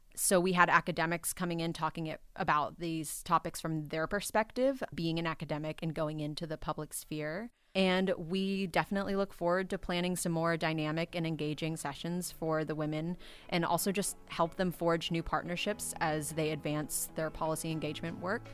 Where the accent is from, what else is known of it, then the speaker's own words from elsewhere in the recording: Austin, Texas, United States; moved away as an adult; also born or lived in Fort Worth, Texas; now in Washington, D.C., United States; I came from Austin, Texas, raised there